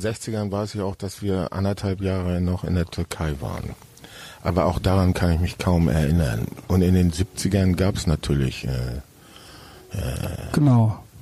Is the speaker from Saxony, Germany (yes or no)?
no; Hamburg, Germany; also born or lived in Hesse / Franconia, Bavaria; now in Berlin, Germany; Ich bin zwar in Hamburg geboren, aber mein Vater hat dann eine zunächst erst für Firmen gearbeitet und dann ein eigenes Ingenieurbüro gegründet. Und das hatte zur Folge, dass wir an verschiedenen Orten lebten und ich äh, mehrfach die Schule in verschiedenen Bundesländern wechseln musste